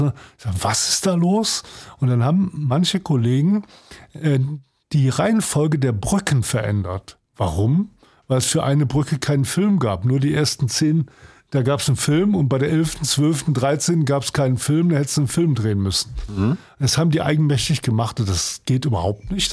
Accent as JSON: {"language": "German", "town": "Cologne", "region": "North Rhine-Westphalia", "country": "Germany", "tie": "born or raised there", "also_born_or_lived": "Potsdam", "moved": "as an adult", "lives_now": "Hamburg, Germany", "said": "Kalk mhm. ist ein Stadtteil wie Wilhelmsburg, also jedenfalls eher ein Arbeiterstadtteil. Ja, oder schwieriger Stadtteil Arbeiter, da bin ich groß geworden"}